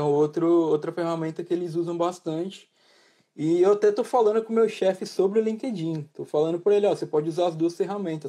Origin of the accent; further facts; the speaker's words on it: Brazil; moved away as an adult; also born or lived in Italy; now in United Kingdom; eu, como um bom brasileiro